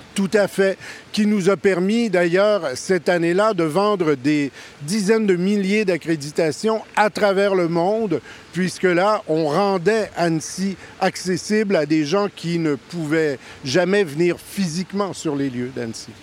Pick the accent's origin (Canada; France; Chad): Canada; je suis Canadien, ça s'entend